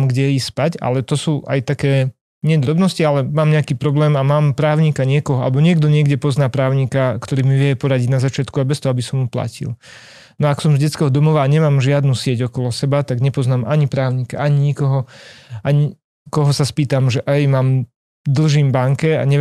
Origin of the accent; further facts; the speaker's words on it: Slovakia; A my sme Slováci, sme ešte stále väčšina Slovákov žije na dedinách.